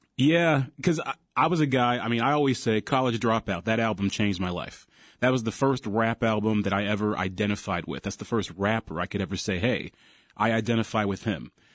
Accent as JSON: {"language": "English", "region": "Ohio", "country": "United States", "said": "I'm from Ohio, great state of Ohio"}